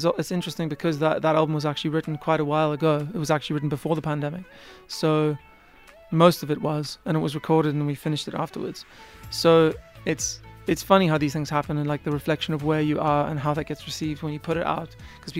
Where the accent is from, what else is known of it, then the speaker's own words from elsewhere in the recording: South Africa; as soon as I tell them I'm from South Africa, they pretend they can hear it.